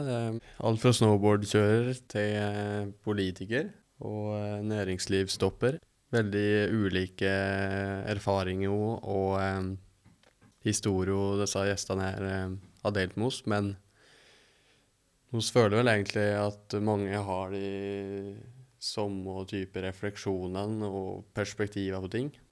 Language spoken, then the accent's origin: Norwegian; Innlandet, Norway; Vi er jo fra Lesja lengst oppi til helt ned på Lillehammer.